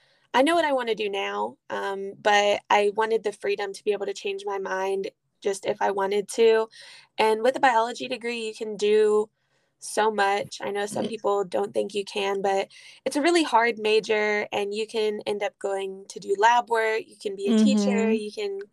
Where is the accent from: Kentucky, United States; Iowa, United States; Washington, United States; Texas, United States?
Texas, United States; Houston; moved away as an adult; now in Holly Springs, United States; I'm from Houston, Texas, but I go to school at Rust College in Holly Springs, Mississippi